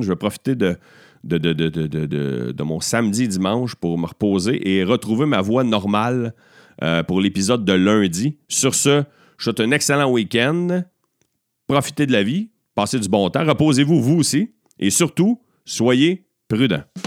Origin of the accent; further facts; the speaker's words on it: Beauharnois, Quebec, Canada; also born or lived in Châteauguay; mon village natal, à Beauharnois